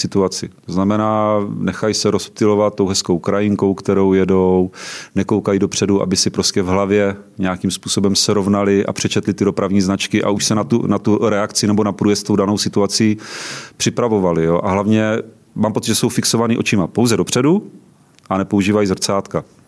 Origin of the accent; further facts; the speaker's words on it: Třebíč District, Vysočina Region, Czechia; now in Prague, Czechia; Pocházím z Třebíčska